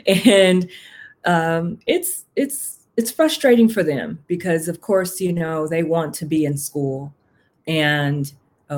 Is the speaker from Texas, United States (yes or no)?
yes; Houston, Texas, United States; moved away as an adult; also born or lived in Puerto Rico; now in Gwinnett, United States; I'm originally from Houston, Texas.